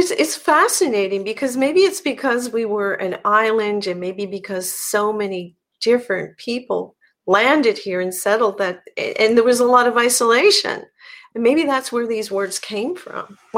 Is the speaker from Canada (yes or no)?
yes; Newfoundland and Labrador, Canada; And I'm from here.